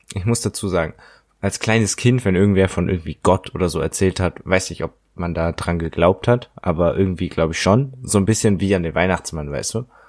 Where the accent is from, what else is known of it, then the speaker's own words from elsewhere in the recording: Germany; das definiert uns als Deutsche ja auch